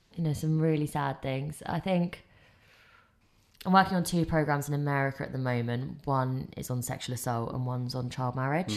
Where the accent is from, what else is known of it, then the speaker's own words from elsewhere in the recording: England, United Kingdom; I grew up in England.